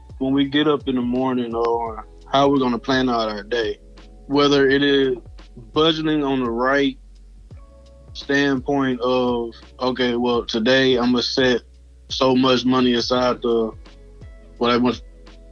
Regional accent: Houston, Texas, United States; moved away as an adult; now in Mississippi, United States; I'm originally from Houston, Texas. Moved down here in Mississippi to go to school

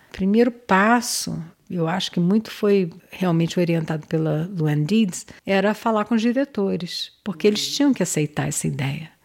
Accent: Rio de Janeiro, Brazil; accent: carioca; moved away as an adult; also born or lived in Pontal do Paranapanema, São Paulo; Eu sou carioca, eu falo igual carioca

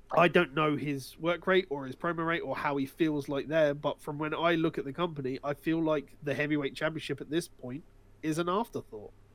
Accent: United Kingdom; we're British individuals

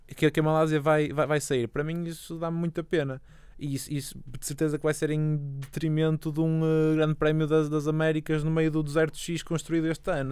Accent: Portugal; eu sou eu sou português

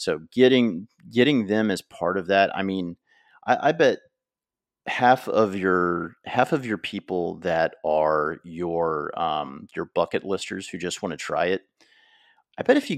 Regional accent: United States; because one, I'm American, and two, I just started curling like 10 years ago

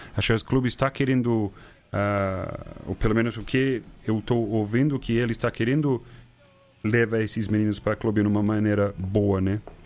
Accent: New Zealand; Portuguese is a second language; moved away as an adult; also born or lived in Christchurch; now in Brazil; eu fui para Nova Zelândia, porque é minha terra

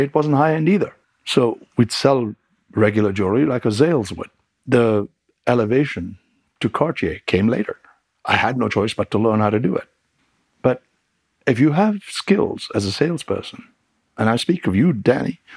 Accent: England, United Kingdom; moved away; I really got my retail training in England, where I grew up, in the record business

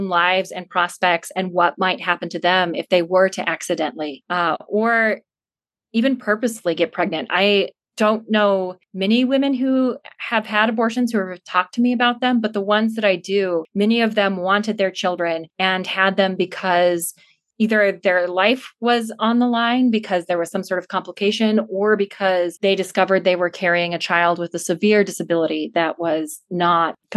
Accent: Blackfoot, Idaho, United States; also born or lived in Pocatello, Idaho; now in Montana, United States; I was born in Pocatello and grew up in Blackfoot, is Idaho

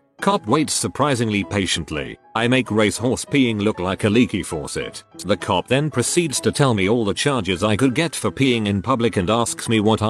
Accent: Canada; I am Canadian. We no longer have vanilla cherry Coke.

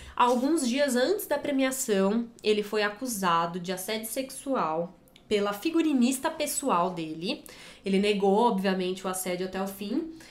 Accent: Brazil; A gente aqui, né, como brasileiro

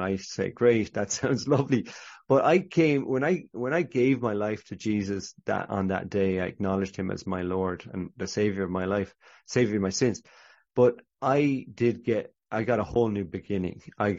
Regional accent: Ireland; I'm Catholic Irish, so I'd never been into a Christian bookshop.

